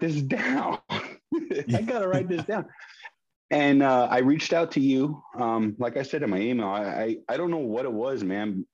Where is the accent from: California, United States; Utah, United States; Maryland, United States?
California, United States; San Diego; I born and raised in San Diego. I currently live in San Diego